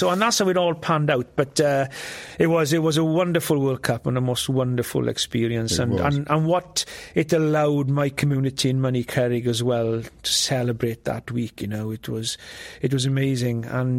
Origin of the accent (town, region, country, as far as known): rural Wales, United Kingdom; born or raised there; first language Welsh; English is a second language